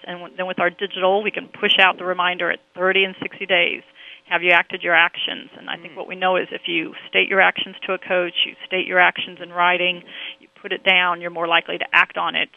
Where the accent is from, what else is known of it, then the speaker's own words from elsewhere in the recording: Omaha, Nebraska, United States; I grew up in Omaha, Nebraska